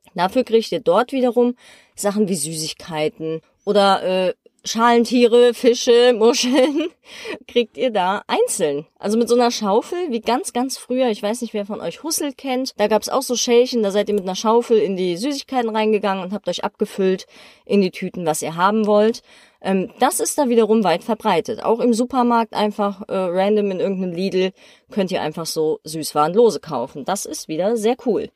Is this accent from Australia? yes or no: no; Germany; bei uns in Deutschland